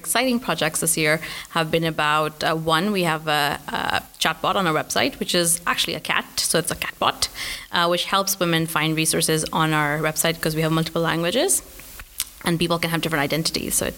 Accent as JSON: {"language": "English", "country": "Pakistan", "tie": "born or raised there", "also_born_or_lived": "Glasgow", "moved": "as an adult", "said": "I grew up in Pakistan"}